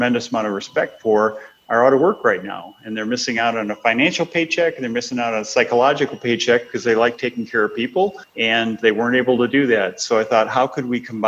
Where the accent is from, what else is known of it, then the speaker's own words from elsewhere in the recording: Minnesota, United States; moved away as an adult; now in St. Louis, United States; I'm from Minnesota originally and have raised my family down here in St. Louis, been here probably 35 years or so